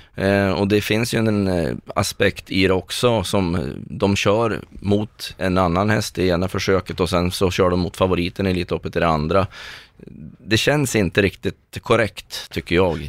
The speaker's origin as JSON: {"language": "Swedish", "town": "Östersund", "region": "Jämtland", "country": "Sweden", "moved": "yes", "lives_now": "Stockholm, Sweden", "said": "Jag är en jämtlänning från Östersund mm. som har bott i Stockholm sedan 98"}